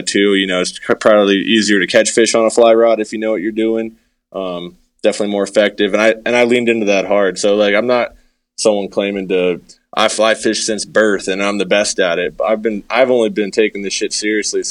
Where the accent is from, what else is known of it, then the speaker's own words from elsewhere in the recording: New Hampshire, United States; moved away as an adult; now in Colorado, United States; I grew up in New Hampshire, and I grew up bass fishing as a kid